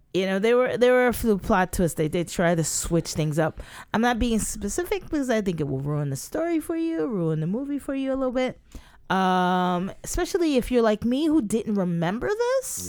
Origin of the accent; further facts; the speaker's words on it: United States; I'm an American too